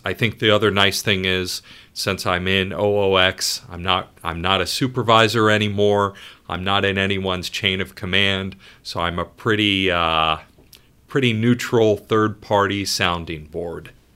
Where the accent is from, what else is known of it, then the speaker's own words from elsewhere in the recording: Ohio, United States; moved away as an adult; also born or lived in upstate New York; now in Rhode Island, United States; I grew up in Ohio, went to school in upstate New York.